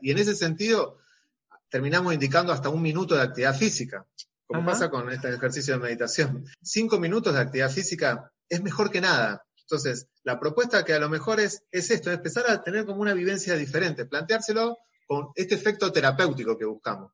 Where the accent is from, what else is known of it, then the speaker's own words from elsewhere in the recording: Rosario, Santa Fe, Argentina; yo soy de Rosario